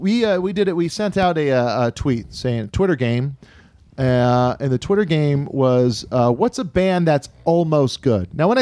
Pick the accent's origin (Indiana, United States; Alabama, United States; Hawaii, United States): Hawaii, United States; Kailua; I'm from Kailua.